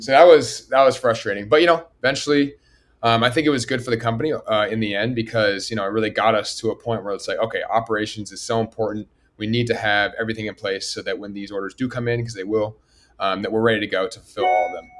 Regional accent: Berkeley, California, United States; moved away as an adult; now in Los Angeles, United States; I grew up in Berkeley, California.

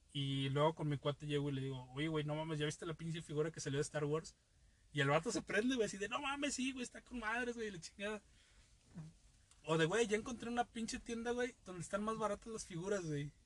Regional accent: Veracruz, Mexico; yo vengo de Veracruz

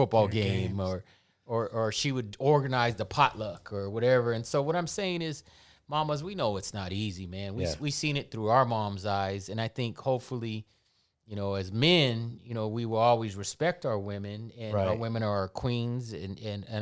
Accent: San Diego, California, United States; we were from San Diego

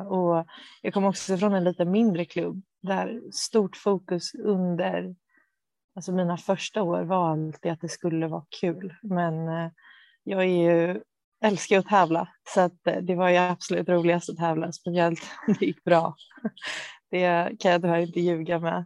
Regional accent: Bo, outside Stockholm, Stockholm County, Sweden; also born or lived in Motala; jag är uppvuxen utanför Stockholm, eh, i Bo

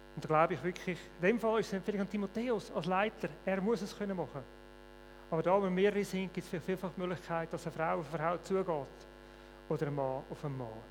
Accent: Switzerland; Bei uns in der Schweiz

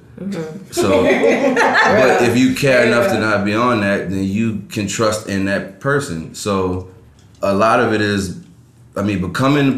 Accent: New Orleans, Louisiana, United States; I'm from New Orleans

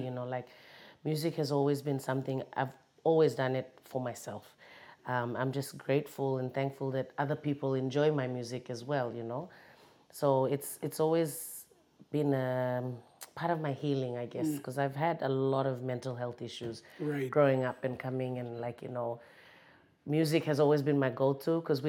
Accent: Kokopo, East New Britain, Papua New Guinea; also born or lived in Australia; I'm based in Kokopo, you know, born there, grew up there

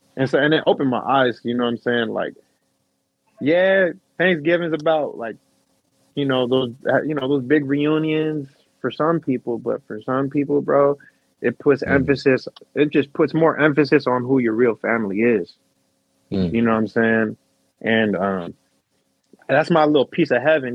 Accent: West Covina, California, United States; now in Salinas, United States; I was born in West Covina.

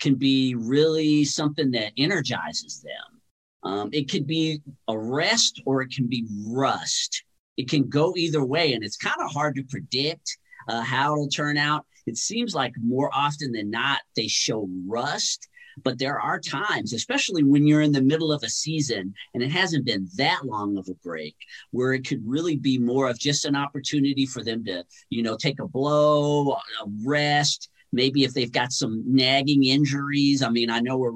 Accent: Los Angeles, California, United States; now in Las Vegas, United States; I grew up in L.A., and so I was a Kings fan for many years.

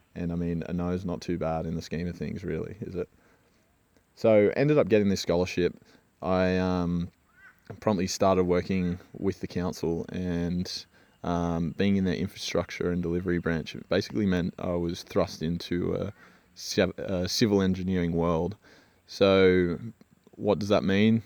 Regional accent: Australia; also born or lived in Switzerland; being an Aussie surfer

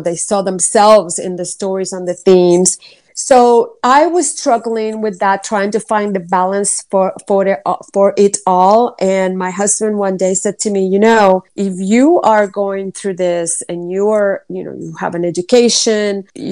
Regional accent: Puerto Rico; moved away as an adult; I was born and raised in Puerto Rico, and I grew up being bilingual. I spoke English in school and Spanish at home

